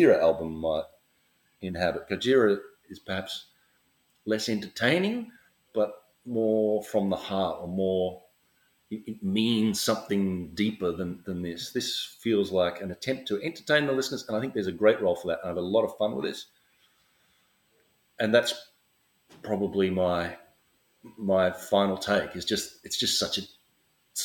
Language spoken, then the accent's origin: English; Australia; I'm Australian